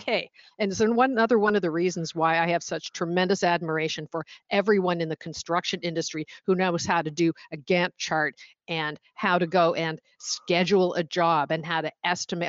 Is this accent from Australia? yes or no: no; Oshawa, Ontario, Canada; born or raised there; moved away as an adult; also born or lived in Stoney Creek, Ontario; now in Washington, D.C., United States